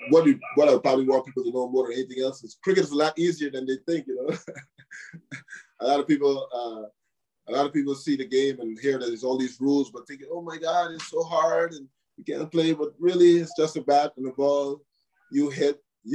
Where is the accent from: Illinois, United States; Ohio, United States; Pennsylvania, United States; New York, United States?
New York, United States; Where we grew up here in New York, for sure, it was not always easy